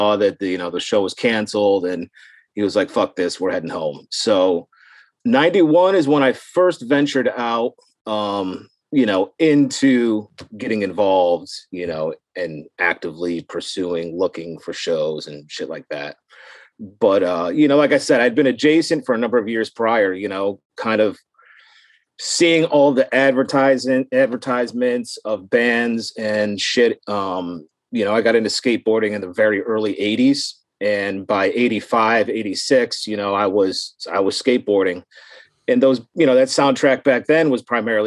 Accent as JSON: {"language": "English", "area": "outside Syracuse", "region": "New York", "country": "United States", "tie": "born or raised there", "said": "in my hometown"}